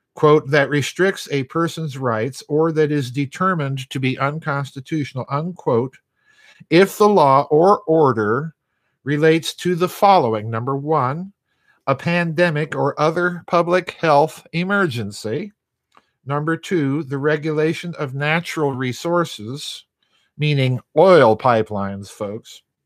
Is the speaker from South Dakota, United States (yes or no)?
yes; Sioux Falls, South Dakota, United States; my hometown of, uh, Sioux Falls